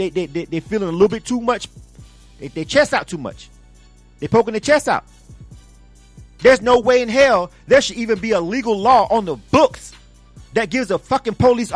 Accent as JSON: {"language": "English", "town": "Panama City", "region": "Florida", "country": "United States", "tie": "born or raised there", "said": "my hometown. Panama City, Florida"}